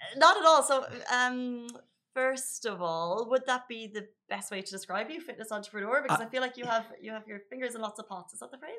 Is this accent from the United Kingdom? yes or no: no; Ireland; now in Dubai, United Arab Emirates; I'm Irish